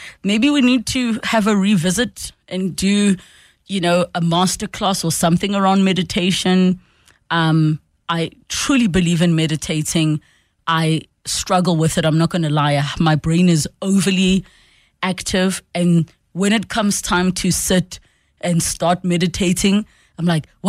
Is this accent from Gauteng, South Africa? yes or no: yes; Soweto, Gauteng, South Africa; from Soweto.